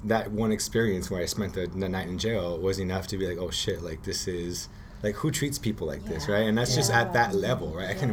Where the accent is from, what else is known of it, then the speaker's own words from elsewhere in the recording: Los Angeles, California, United States; I grew up in Boyle Heights